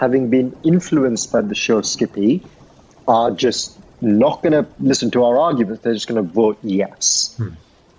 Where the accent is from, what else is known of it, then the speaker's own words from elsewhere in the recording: Sri Lanka; I grew up around curry in Sri Lanka.